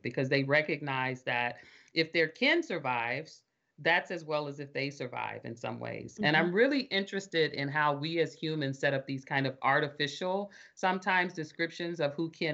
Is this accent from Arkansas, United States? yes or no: yes; Arkansas, United States; I'm from Arkansas. I can recognize the Southern accent of my relatives